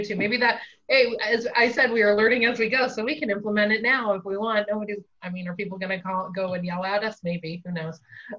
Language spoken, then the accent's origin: English; California, United States; So we're from California, and I know we have a number of Native American tribes around here.